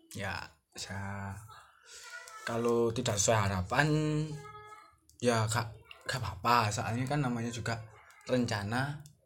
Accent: Java, Indonesia; accent: medok (Javanese); saya medok

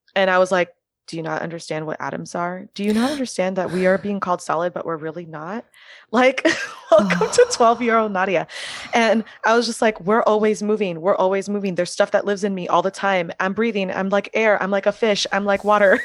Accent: Miami, Florida, United States; first language French; English is a second language; now in New York, United States; growing up in Miami

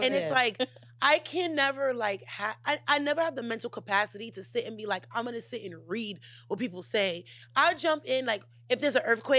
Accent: New York, United States; moved away

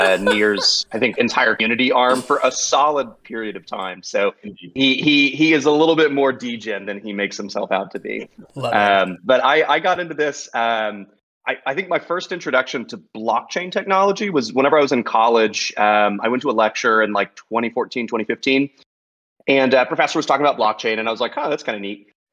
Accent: Texas, United States; I'm from Texas

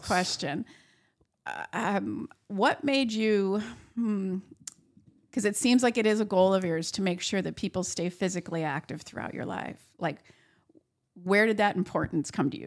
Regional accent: Buffalo, New York, United States; also born or lived in Sherman, New York / Findley Lake, New York; I was born in Buffalo, New York, lived there till I was about twelve years old, and then, um, moved to Sherman, New York for a short time, and then, uh, Finley Lake

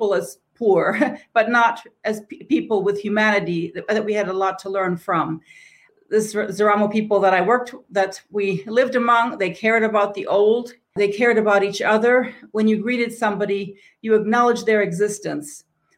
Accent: Tanzania; I think my path was a little different than Fatima's, but I grew up in Tanzania. I lived there 15 years

